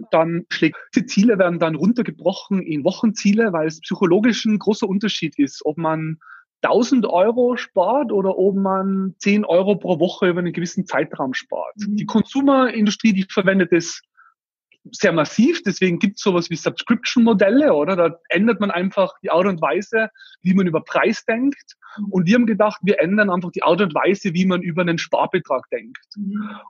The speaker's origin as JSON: {"language": "German", "region": "Tyrol", "country": "Austria", "said": "wie man an meinem Dialekt dann unschwer erkennen wird, komme ich aus Österreich, aus Tirol."}